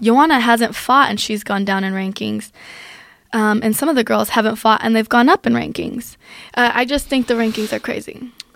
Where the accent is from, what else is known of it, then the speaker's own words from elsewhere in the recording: Aurora, Colorado, United States; also born or lived in Germany; I grew up in Aurora, Colorado